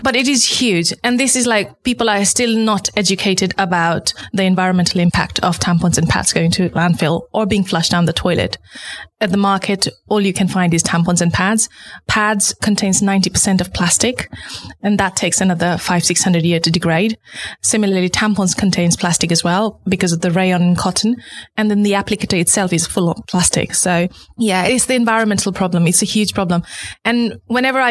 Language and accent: English; Nepal; moved away as an adult; now in United Kingdom; Growing up in Nepal